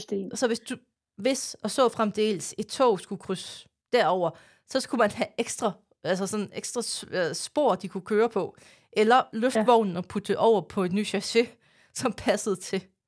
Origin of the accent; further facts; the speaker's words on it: Denmark; det siger jeg som jyde